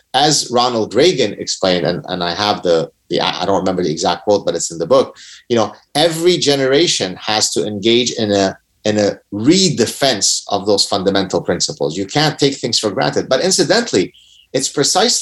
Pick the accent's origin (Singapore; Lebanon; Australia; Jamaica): Lebanon; moved away; we were one of the last remaining Jews in Lebanon